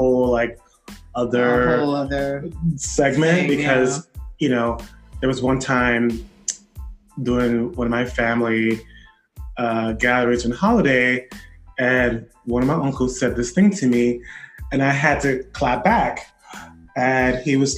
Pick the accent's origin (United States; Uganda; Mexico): United States; Miami, Florida; now in New York, United States; where are you from? I said, Miami